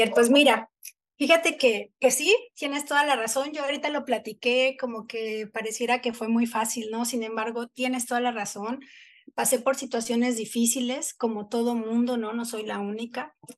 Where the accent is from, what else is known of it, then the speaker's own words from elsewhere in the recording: Texcoco, State of Mexico, Mexico; now in Cancún, Mexico; yo crecí en, en Texcoco